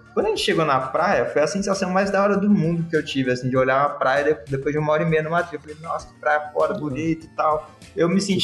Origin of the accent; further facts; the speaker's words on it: Osasco, São Paulo, Brazil; Eu sou japonês descendente de japonês, e que morou em Osasco.